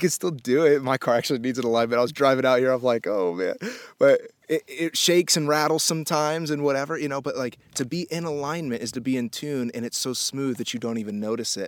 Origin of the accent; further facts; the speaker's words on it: Indianapolis, Indiana, United States; moved away; also born or lived in Miami; I was born in Miami, and then we moved to Indianapolis when I was a kid